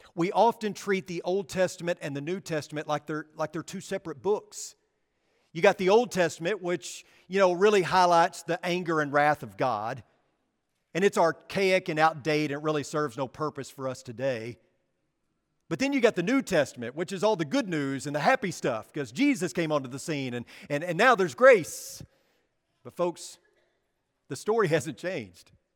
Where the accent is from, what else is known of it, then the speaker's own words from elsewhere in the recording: Arkansas, United States; I'm from Arkansas